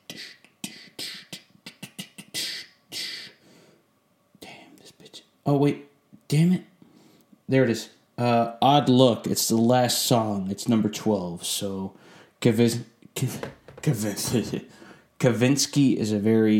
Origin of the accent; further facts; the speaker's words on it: Sterling Heights, Michigan, United States; moved away as an adult; also born or lived in Virginia; now in Florida, United States; Sterling Heights, my hometown